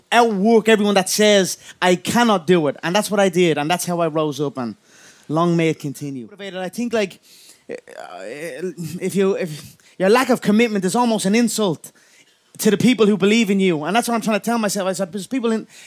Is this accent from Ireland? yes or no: yes; Dublin, Leinster, Ireland; I come from a place, Dublin 12. It is a hard-working town, a small little suburb